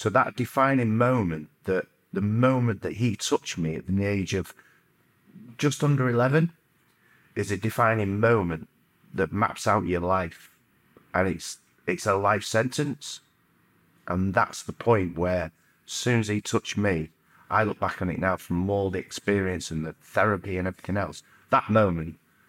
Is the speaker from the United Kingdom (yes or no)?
yes; Stockport, North West England, United Kingdom; Yeah, I grew up in Chileu, Stockport.